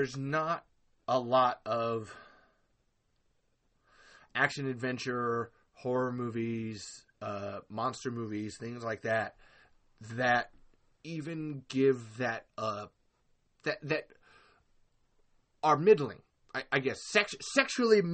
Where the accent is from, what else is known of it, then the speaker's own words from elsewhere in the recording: Texas, United States; I come from Texas